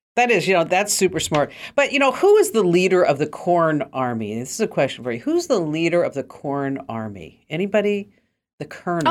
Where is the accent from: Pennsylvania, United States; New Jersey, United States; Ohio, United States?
New Jersey, United States; I'm from New Jersey